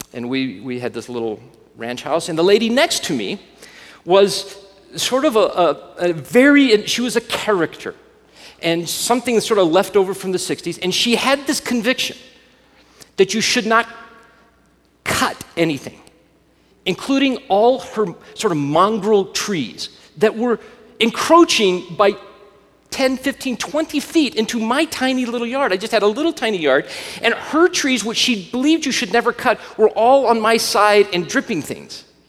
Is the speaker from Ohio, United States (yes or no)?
no; Alabama, United States; I grew up in Alabama